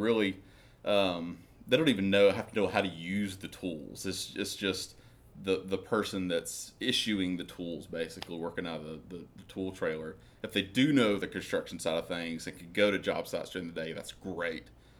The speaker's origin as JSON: {"language": "English", "town": "Vilonia", "region": "Arkansas", "country": "United States", "said": "I'm from Vilonia."}